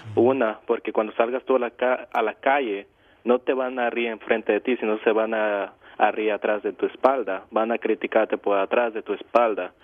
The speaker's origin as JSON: {"language": "Spanish", "town": "Matamoros", "region": "Tamaulipas", "country": "Mexico", "moved": "yes", "lives_now": "Florida, United States", "said": "yo soy regionalmente, soy de Matamoros, Tamaulipas. Y vivo en la Florida y soy un inmigrante"}